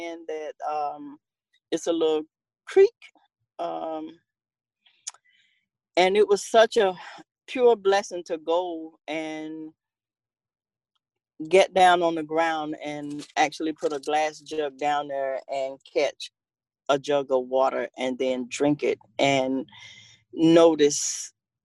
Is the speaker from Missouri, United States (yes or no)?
no; Cuba, Alabama, United States; moved away; also born or lived in Tennessee; I was born in Cuba, Alabama. We moved to Tennessee in the 60s